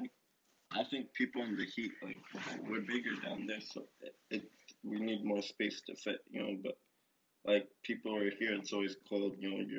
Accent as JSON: {"language": "English", "town": "Miami", "region": "Florida", "country": "United States", "said": "Like, I'm from Florida, dog. Like, I'm from Miami, dog."}